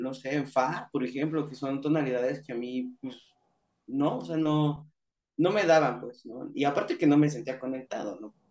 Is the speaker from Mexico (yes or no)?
yes; Mexico City, Mexico; moved away as an adult; now in Tijuana, Mexico; mi ciudad, de donde nací, de donde soy, donde viví ahí, donde viví treinta y un años